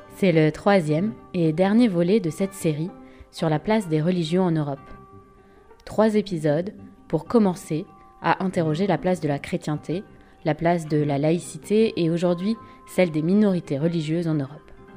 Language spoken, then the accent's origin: French; France; je suis française, européenne